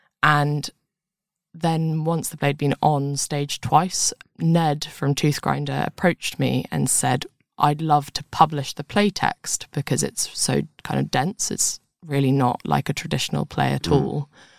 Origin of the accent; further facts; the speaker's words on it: London, United Kingdom; See, I was born in London